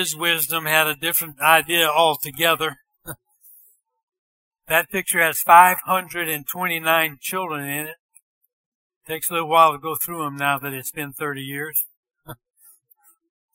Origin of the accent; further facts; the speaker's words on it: Bunkie, Louisiana, United States; moved away as an adult; also born or lived in Tennessee; I was born in Bunky, Louisiana